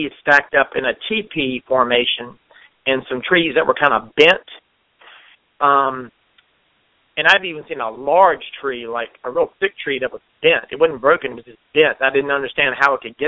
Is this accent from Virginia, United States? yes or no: yes; Virginia, United States; moved away as an adult; now in North Carolina, United States; I'm originally from Virginia, and I moved to North Carolina, I think, back in maybe 2010.